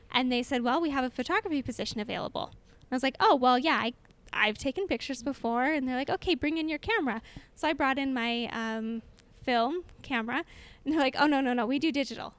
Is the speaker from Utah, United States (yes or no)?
yes; Orem, Utah, United States; I am from Orem, which is just next door neighbors to Provo and born and raised in Orem